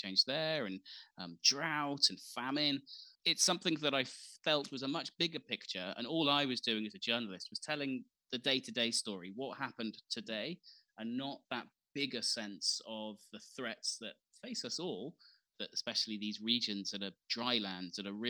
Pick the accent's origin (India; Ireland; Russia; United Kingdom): United Kingdom; the north of England; moved away as an adult; also born or lived in Eritrea / Yemen / Sudan / South Sudan; I grew up, however, you know, on a farm in northern England